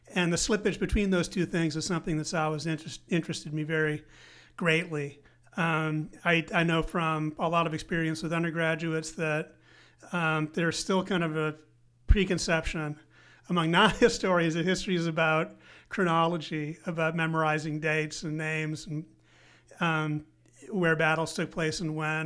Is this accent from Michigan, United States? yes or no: no; Evanston, Illinois, United States; moved away as an adult; also born or lived in Grinnell, Iowa / Princeton, New Jersey; grew up in Evanston, just north of the city of Chicago.